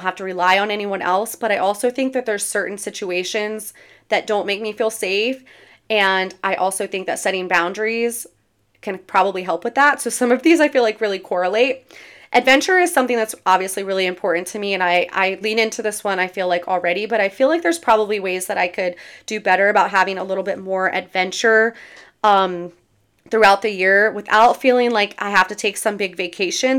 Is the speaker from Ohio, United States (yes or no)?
no; near Berlin, Maryland, United States; It's right outside of my hometown. It's close to the beach in Ocean City, Maryland